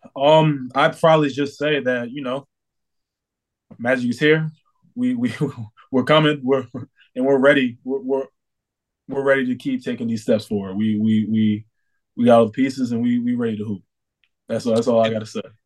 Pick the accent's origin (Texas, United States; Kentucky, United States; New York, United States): New York, United States; moved away as an adult; now in Orlando, United States; I'm from New York